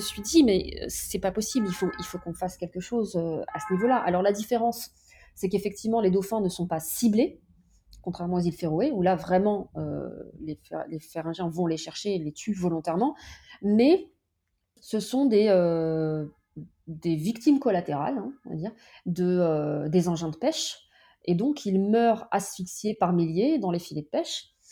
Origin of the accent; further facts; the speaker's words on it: France; chez moi, en France, sur le pas de ma porte